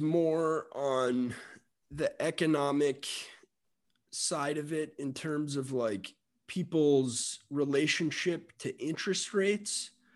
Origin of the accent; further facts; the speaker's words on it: Miami, Florida, United States; I'm from Miami